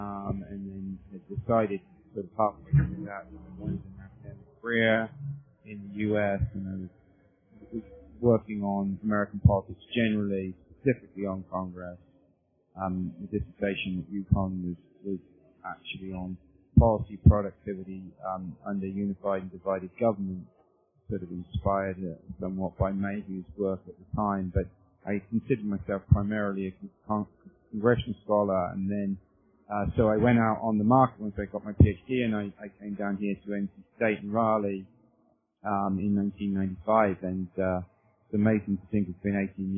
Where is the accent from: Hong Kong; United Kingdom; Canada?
United Kingdom; moved away as an adult; now in United States; I'm not a native of the United States. I'm from the United Kingdom originally, and I came over to the U.S. In the late 1980s as a graduate student.